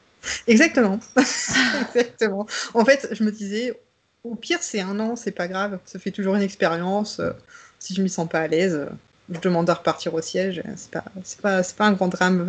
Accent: the North, Hauts-de-France, France; moved away as an adult; also born or lived in Paris, France; now in Vienna, Austria; je viens du Nord. donc, je comprends le ch'ti

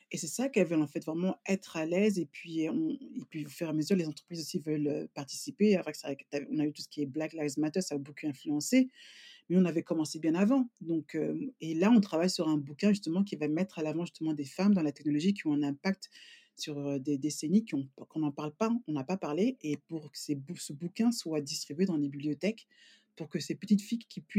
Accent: France; now in England, United Kingdom; moi, quand j'ai quitté la France, euh, bon, ça fait même presque 19 ans

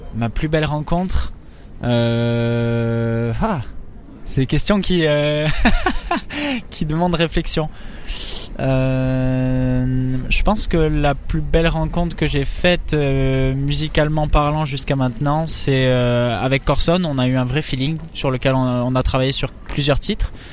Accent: Sainte-Marie-de-Gosse, Nouvelle-Aquitaine, France; first language French; moved away as an adult; also born or lived in Pau; now in Paris, France; j'ai grandi à côté de Bayonne, euh, dans un petit village qui s'appelle Sainte-Marie-de-Gosse, et euh, c'est, dans les Landes

